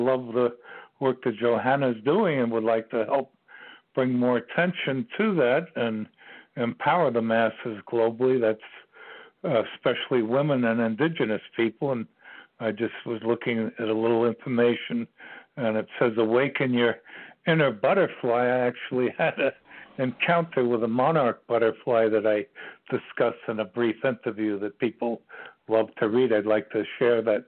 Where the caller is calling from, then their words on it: Ashland, Virginia, United States; I'm calling you from the center of the universe, Ashland, Virginia